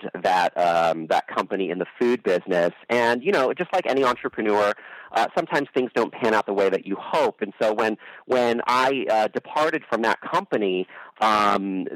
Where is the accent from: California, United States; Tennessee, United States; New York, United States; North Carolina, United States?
California, United States; San Francisco Bay Area; I grew up in the San Francisco Bay Area